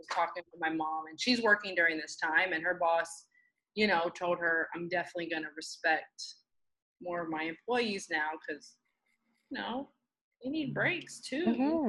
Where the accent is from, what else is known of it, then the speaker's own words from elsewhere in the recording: United States; being that I'm American